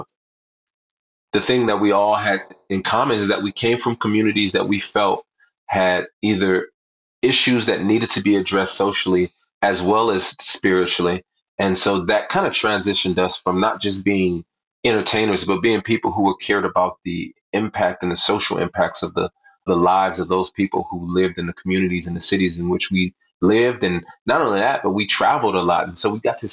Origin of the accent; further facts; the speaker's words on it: Southern California, United States; I grew up in Southern California